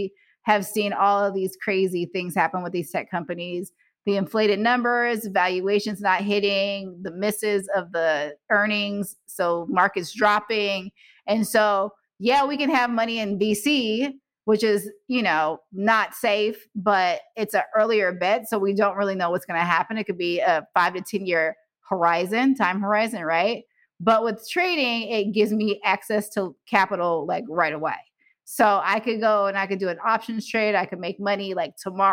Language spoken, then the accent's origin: English; California, United States; I'm from California